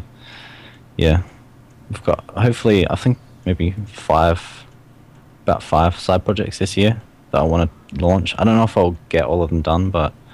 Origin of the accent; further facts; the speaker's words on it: Australia; I'm from Australia